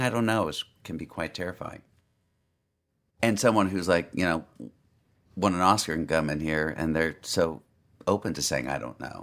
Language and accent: English; Los Angeles, California, United States; moved away as an adult; Los Angeles, but I moved away for 10 years